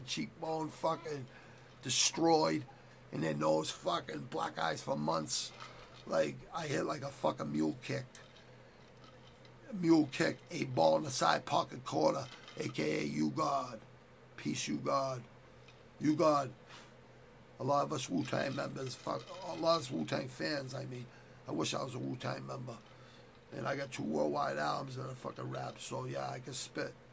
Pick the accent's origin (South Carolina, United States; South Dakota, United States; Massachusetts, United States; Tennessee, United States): Massachusetts, United States; Quincy; I grew up in Southwest Quincy